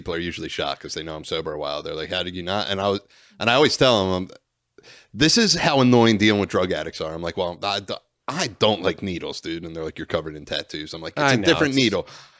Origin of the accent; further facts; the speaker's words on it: Bensalem, Pennsylvania, United States; well, I'm from Ben Sam, which is a small suburb